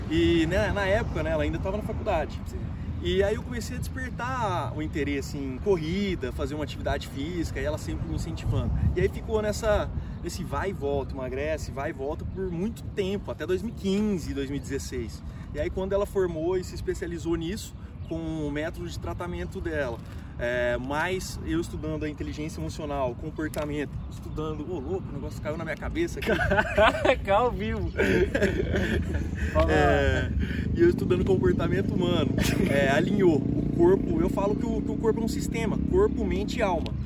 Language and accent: Portuguese; Ribeirão Preto, São Paulo, Brazil; sou treinador de desenvolvimento humano, sou de Ribeirão Preto e tô aqui no Barretão, terra do peão